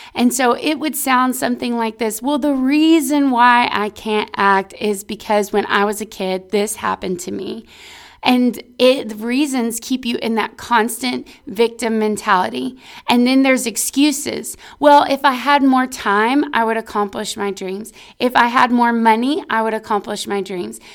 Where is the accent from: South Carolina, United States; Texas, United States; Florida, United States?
Texas, United States; we're from Texas